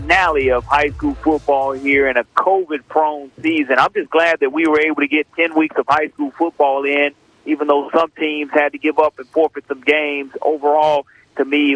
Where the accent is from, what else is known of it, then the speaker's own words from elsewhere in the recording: Mobile, Alabama, United States; also born or lived in Nashville, Tennessee; I was born in Nashville, Tennessee, and have lived a majority, 39 years of my life here in Mobile, Alabama